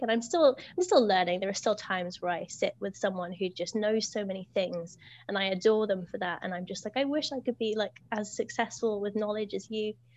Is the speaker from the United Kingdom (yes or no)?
yes; United Kingdom; I'm a British teacher.